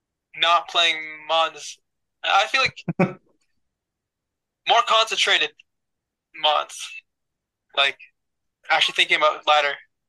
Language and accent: English; Canada; I'm Canadian.